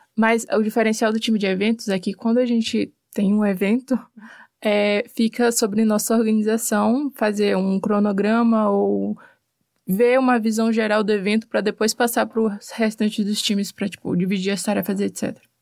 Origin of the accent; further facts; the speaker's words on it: Teresina, Piauí, Brazil; moved away as an adult; now in Curitiba, Brazil; Eu sou de Teresina, Piauí, bem no Nordeste